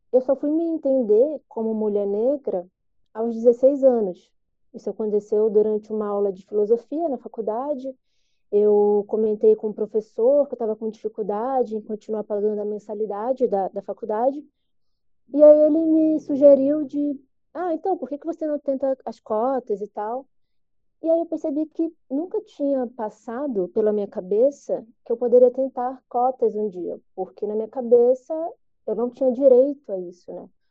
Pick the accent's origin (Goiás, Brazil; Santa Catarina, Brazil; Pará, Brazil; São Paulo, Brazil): Pará, Brazil; Belém; now in Curitiba, Brazil; moro em Curitiba desde 2005, mas eu nasci em Belém do Pará